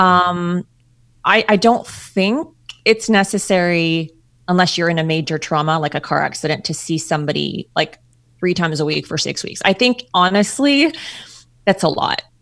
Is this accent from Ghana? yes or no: no; Ontario, Canada; moved away; I'm from Canada, Ontario, Canada